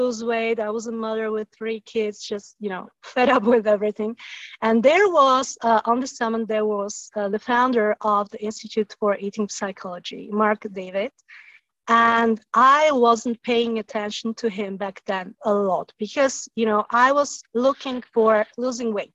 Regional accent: Slovakia; moved away as an adult; also born or lived in south of France; now in France; I come originally from Slovakia, and we moved to south of France

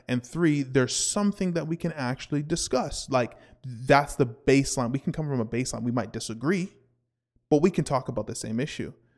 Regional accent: Canada

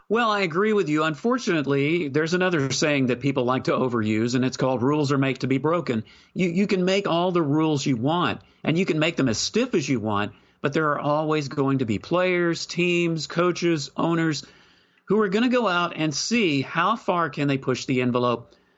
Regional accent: Texas, United States; I was from Texas

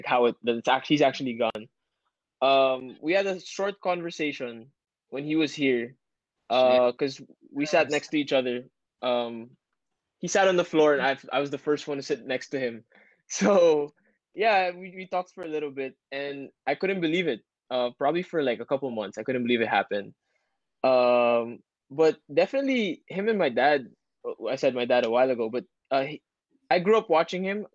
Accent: Ateneo, Metro Manila, Philippines; I grew up in Ateneo, so, you know, we never saw a girl unless you went out of campus.

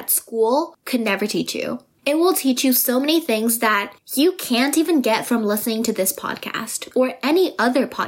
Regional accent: Vancouver, British Columbia, Canada; I am from Vancouver

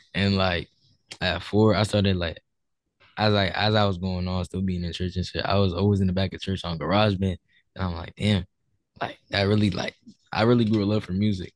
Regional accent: Newark, New Jersey, United States; I'm from New Jersey, Newark, New Jersey

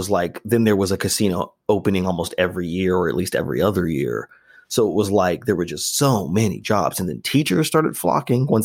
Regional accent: Las Vegas, Nevada, United States; I grew up in Vegas at a time when

